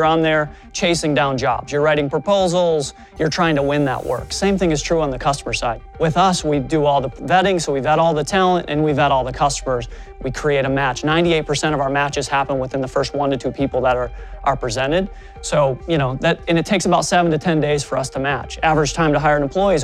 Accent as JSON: {"language": "English", "region": "Midwest", "country": "United States", "tie": "born or raised there", "said": "I grew up in the Midwest"}